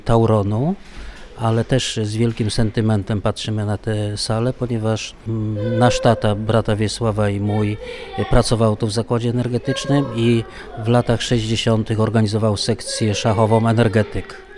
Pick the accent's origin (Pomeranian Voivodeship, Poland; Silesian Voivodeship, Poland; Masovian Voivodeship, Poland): Silesian Voivodeship, Poland; Częstochowa; Tutaj u nas w Częstochowie to jest tradycją, że turnieje okolicznościowe się odbywały